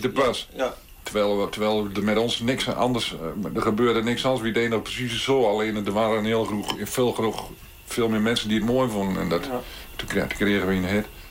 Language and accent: Dutch; Beltrum, Gelderland, Netherlands; Ik ben geboren in Beltrum. En Beltrum ligt tussen uh, Groenlo en Borculo.